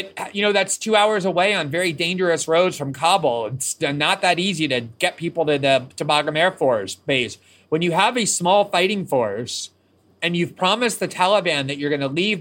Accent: United States; I'm American

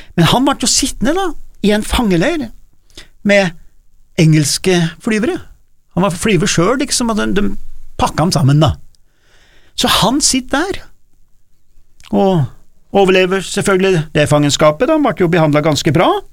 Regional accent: Gudbrandsdalen, Innlandet, Norway; vi i Gudbrandsdalen vi har liksom den rene landsbyen

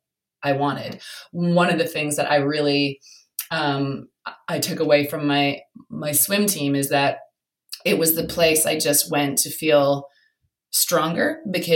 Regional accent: Canada; moved away as an adult; now in London, United Kingdom; I'm from Canada, and Canada, look, it's small, but it's very friendly.

